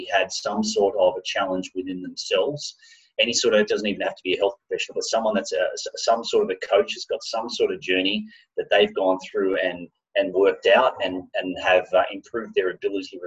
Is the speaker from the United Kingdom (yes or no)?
no; Australia; moved away as an adult; also born or lived in Japan; I'm Australian